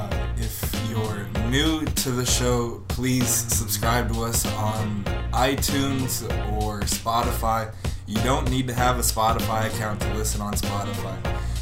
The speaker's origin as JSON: {"language": "English", "region": "Kentucky", "country": "United States", "said": "We are both from Kentucky."}